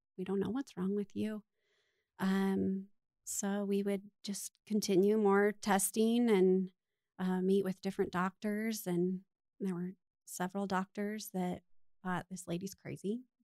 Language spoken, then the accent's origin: English; Littleton, United States; I was born and raised right here in Littleton, so I'm a Littleton girl